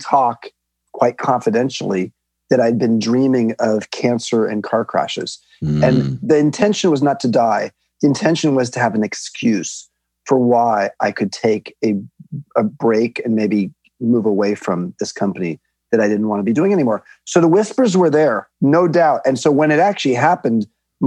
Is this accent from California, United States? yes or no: yes; Long Beach, California, United States; I grew up in Long Beach, California